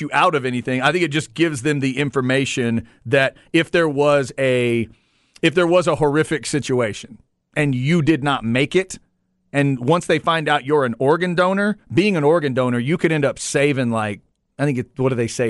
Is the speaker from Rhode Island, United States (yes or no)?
no; Waxahachie, Texas, United States; Growing up in Waxahachie